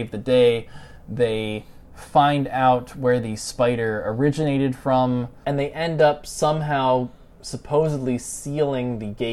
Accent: Pennsylvania, United States; moved away; I'm originally from Pennsylvania

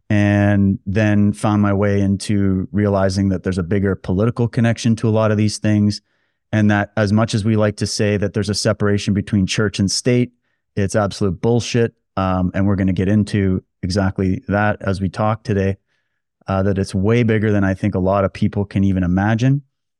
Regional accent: Canada; I'm not a Jewish person. I'm not a Muslim person. I'm just a Canadian guy born and raised here.

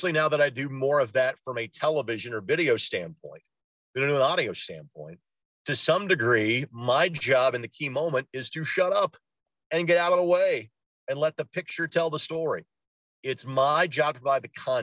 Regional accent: Lanesville, Indiana, United States; I'm from Southern Indiana, grew up in the kind of the Louisville market.

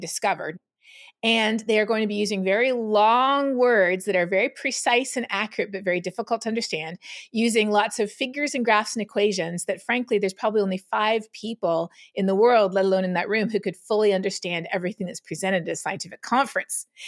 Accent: Canada; moved away as an adult; also born or lived in Toronto; now in Texas, United States; growing up in Canada

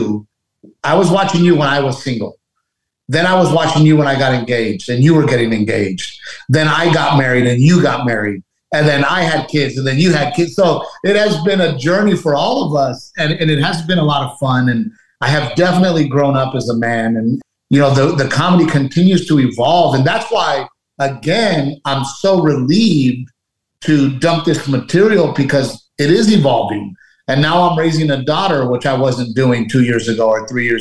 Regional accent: Portland, Texas, United States; moved away as an adult; also born or lived in Los Angeles; we both grew up in Little Gregory, Portland, Texas

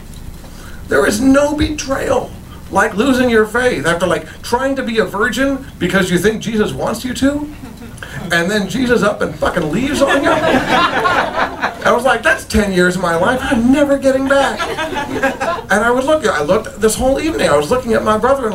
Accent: Tucson, Arizona, United States; moved away; Tucson, my hometown

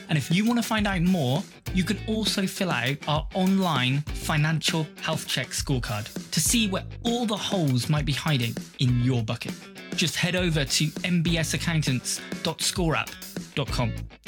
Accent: United Kingdom; I'm British. Essentially, most of the time, we're going out to a British audience.

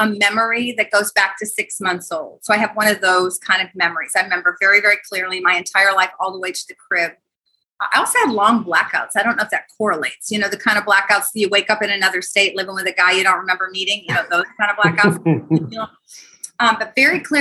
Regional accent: Libertyville, Illinois, United States; now in Jacksonville, United States; I was not raised in Florida. I was raised in North Chicago, little bitty town, Libertyville, Illinois.

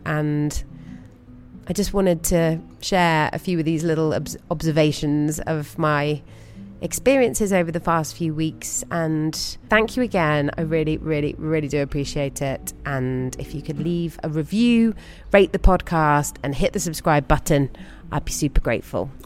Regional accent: United Kingdom; being a British person

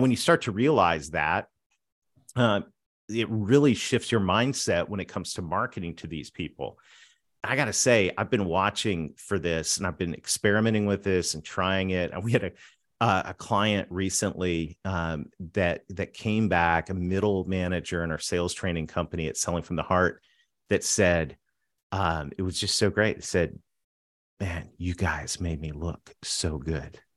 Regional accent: southwestern Ontario, Canada; grew up between a dairy farm and a pig farm on a dirt road in southwestern Ontario, right across from Rochester

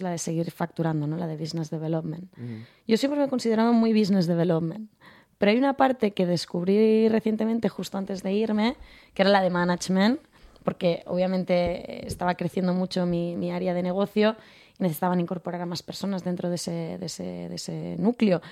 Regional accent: Segur de Calafell, Catalonia, Spain; also born or lived in Barcelona; yo soy de un pueblo a 40 minutos de Barcelona, de Segur de Calafell. Mm. Me he criado ahí hasta los 18.

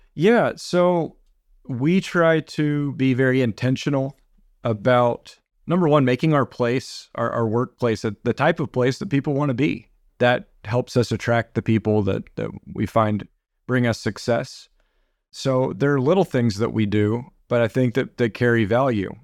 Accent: Beaumont, Texas, United States; also born or lived in Houston, Texas; I grew up in Beaumont, Texas.

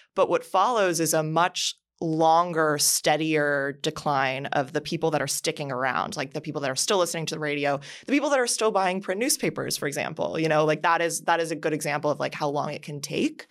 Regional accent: Miami, Florida, United States; growing up in Miami

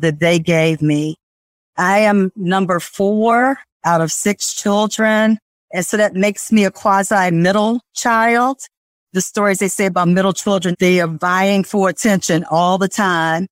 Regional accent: Washington, District of Columbia, United States; I was brought up in Washington, D.C.

